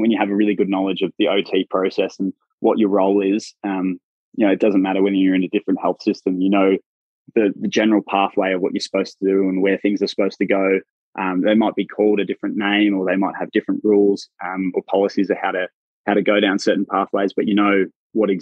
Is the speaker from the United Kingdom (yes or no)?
no; Australia; accent: Australian; moved away; my accent is quite funny to people. So my workmates have been calling me Australia because I obviously stand out.